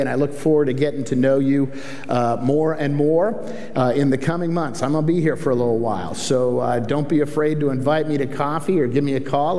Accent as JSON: {"language": "English", "town": "Kirkland", "region": "Washington", "country": "United States", "tie": "born or raised there", "also_born_or_lived": "Tumwater", "said": "I'm kind of a wet sider. I grew up in, I grew up in Kirkland"}